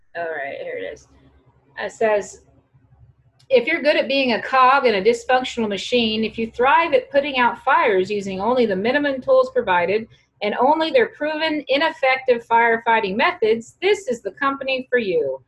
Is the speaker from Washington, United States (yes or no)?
no; Wichita, Kansas, United States; now in Denver, United States; I'm from Wichita, Kansas.